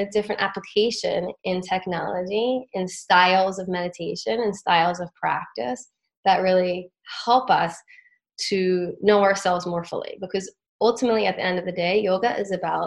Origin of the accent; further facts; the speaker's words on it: the Catskills, New York, United States; growing up in the Catskills at these different retreats